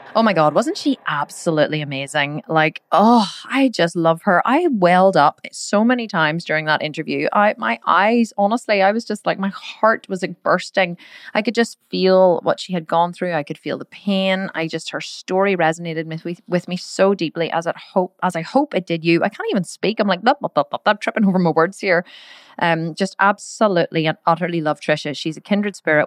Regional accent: Ireland; We're both Irish

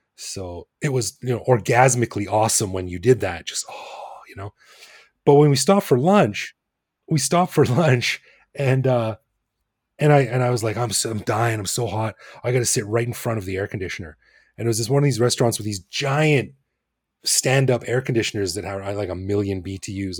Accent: Alberta, Canada; moved away as an adult; now in Bangkok, Thailand; I'm from Alberta

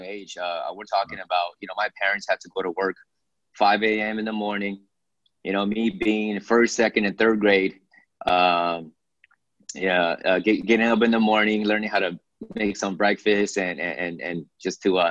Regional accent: Philadelphia, Pennsylvania, United States; also born or lived in Beijing, China / Hong Kong; now in Los Angeles, United States; my family, first generation of immigrants, moved to Philadelphia, Pennsylvania, where I stayed there the early stages of my life

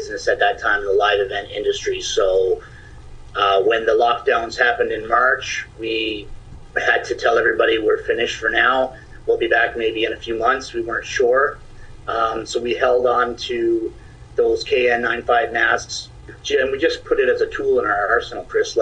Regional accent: Stephenville, Newfoundland and Labrador, Canada; moved away as an adult; also born or lived in Toronto, Ontario; I'm from Stephenville, Newfoundland. Relocated to Toronto in 2004, where I lived for 16 years, returning to Stephenville in December 2020

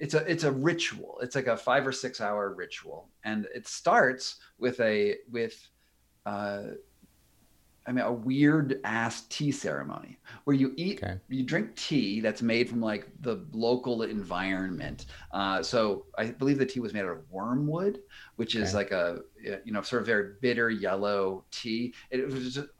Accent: United States; I'm an American

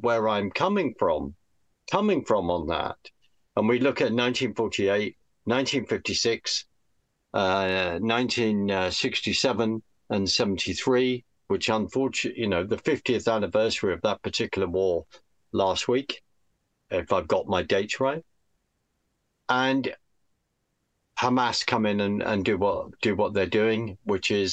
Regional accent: United Kingdom; as the British

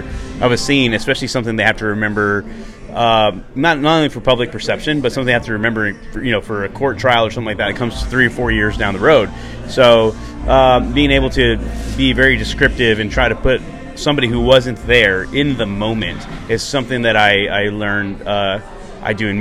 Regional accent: Texas, United States; moved away; also born or lived in Las Cruces, New Mexico; Growing up in Texas

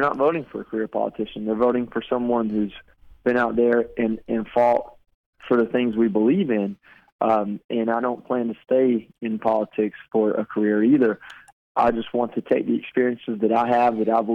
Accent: Georgia, United States; moved away as an adult; now that I'm back in Georgia

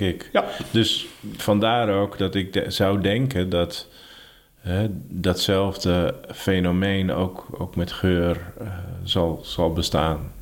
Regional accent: Ursem, North Holland, Netherlands; also born or lived in Heerhugowaard; Ik fietste vroeger altijd van mijn geboortedorp Ursem naar Heerengewaard. Daar zat ik op de middelbare school

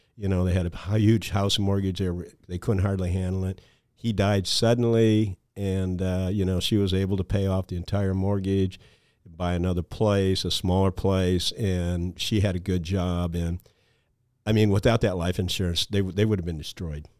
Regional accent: Mason City, Iowa, United States; also born or lived in Storm Lake, Iowa; I grew up in the Mason City, Iowa area

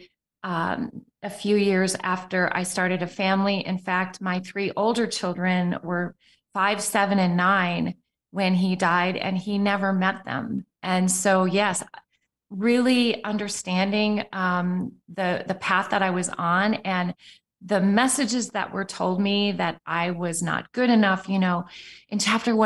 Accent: Appleton, Wisconsin, United States; also born or lived in Arizona / Sweden; I grew up in Appleton, Wisconsin, where Green Bay, Wisconsin is a suburb.

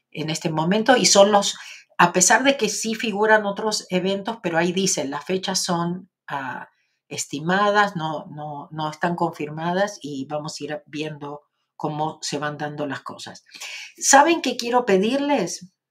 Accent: Argentina; soy de Argentina, como vos.

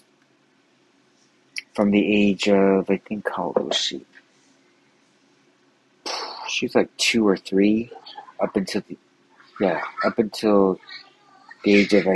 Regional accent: Los Angeles, California, United States; I grew up there in South Los Angeles.

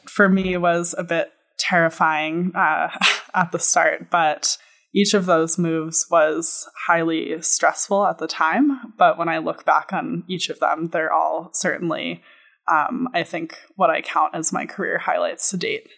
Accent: New York City, New York, United States; moved away as an adult; also born or lived in Boston / Israel / Egypt / Jordan; I was born and raised on the Upper West Side of Manhattan, New York City

